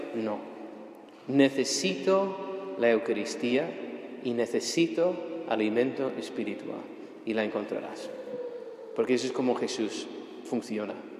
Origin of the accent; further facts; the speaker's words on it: United States; moved away; also born or lived in Rome, Italy / Spain; siendo ciudadano estadounidense